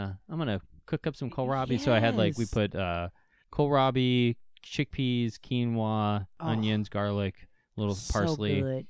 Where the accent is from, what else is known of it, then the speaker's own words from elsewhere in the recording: Pennsylvania, United States; now in Ohio, United States; which is in Ohio, and I grew up in Western Pennsylvania, all the grocery stores always had it.